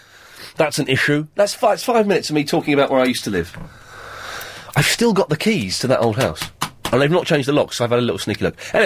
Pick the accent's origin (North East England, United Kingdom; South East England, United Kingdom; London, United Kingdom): South East England, United Kingdom; Slough; the Britwell estate where I lived until I was 11, then I escaped.